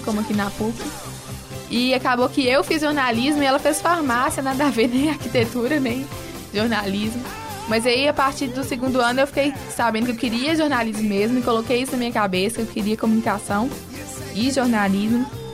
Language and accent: Portuguese; Sete Lagoas, Minas Gerais, Brazil; eu sou de Sete Lagoas